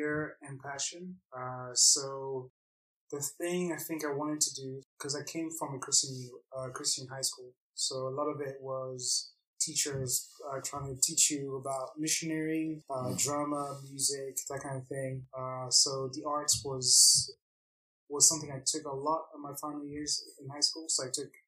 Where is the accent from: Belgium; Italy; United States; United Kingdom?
Belgium; I grew up in Belgium